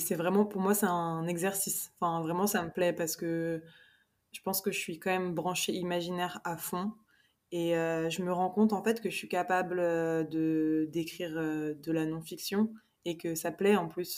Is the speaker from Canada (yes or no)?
no; Paris, Île-de-France, France; moved away as an adult; now in Spain; je suis franco-sénégalaise et j'ai grandi à Paris avec ma mère qui est française